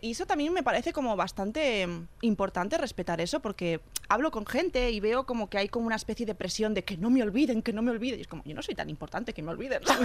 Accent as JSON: {"language": "Spanish", "region": "Catalonia", "country": "Spain", "also_born_or_lived": "Argentina", "said": "soy catalana"}